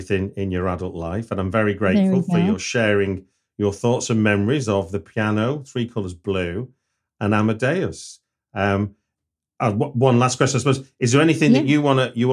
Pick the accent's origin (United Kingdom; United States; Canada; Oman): United Kingdom; North West England; the region I grew up in Britain.